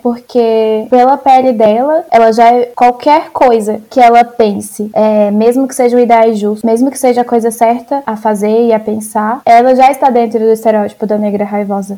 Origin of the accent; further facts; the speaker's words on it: Brazil; nossa terra, do nosso Brasil